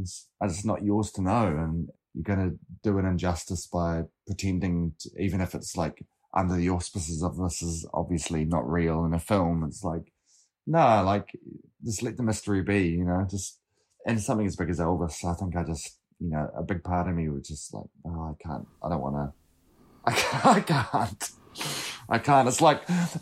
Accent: Lyttelton, Canterbury, New Zealand; growing up in Littleton

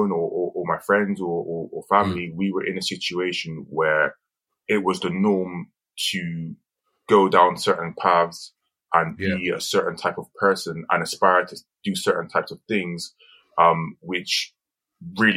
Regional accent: Bristol, South West England, United Kingdom; growing up in Barton Hill

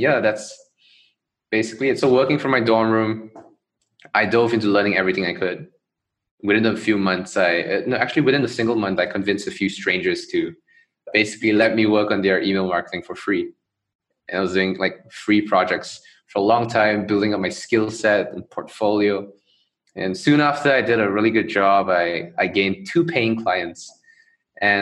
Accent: Johor Bahru, Johor, Malaysia; I grew up in Malaysia, in Johor Bahru, basically a city right across the causeway

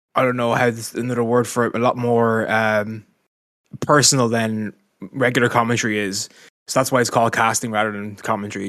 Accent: Dublin, Leinster, Ireland; moved away as an adult; now in Carcassonne, France; I'm an Irishman, tw, thirty years old, from Dublin originally, living in Carcassonne now

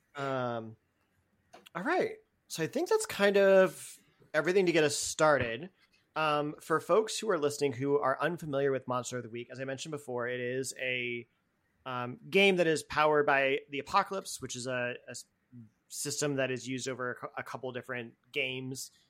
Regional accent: Boston, Massachusetts, United States; as a Bostonian

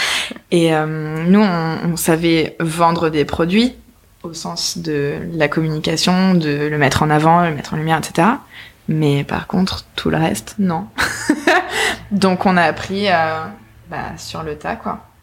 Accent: Nice, Provence-Alpes-Côte d'Azur, France; moved away as an adult; now in Paris, France; on vient de Nice

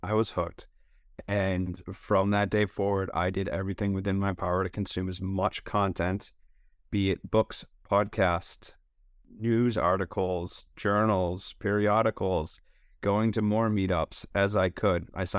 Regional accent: Connecticut, United States; I'm from Fairfield County, Connecticut, which is about 30 miles north of New York City.

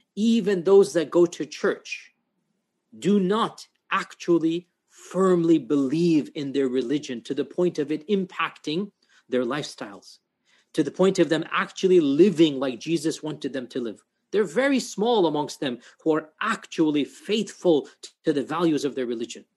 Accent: United States; I speak as an American

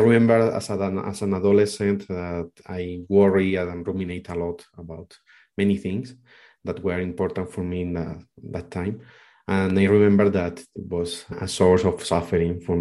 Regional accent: Spain; moved away as an adult; now in Colombia; I'm from Spain, but I am living in Colombia for the last 6-7 years.

